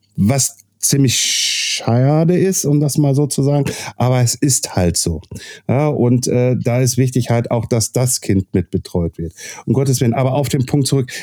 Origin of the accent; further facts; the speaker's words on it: Castrop-Rauxel, North Rhine-Westphalia, Germany; bei uns in Kassel-Brauxel